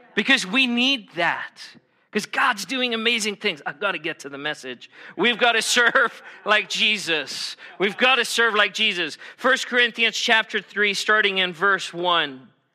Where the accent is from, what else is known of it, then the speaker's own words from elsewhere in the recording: United States; I'm American